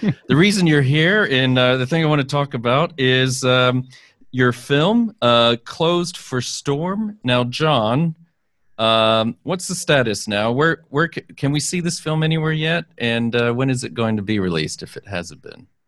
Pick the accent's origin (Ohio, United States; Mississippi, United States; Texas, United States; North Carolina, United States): Texas, United States; I grew up in Texas